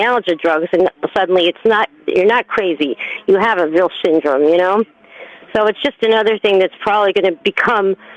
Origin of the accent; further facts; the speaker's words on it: New York, United States; I'm a New Yorker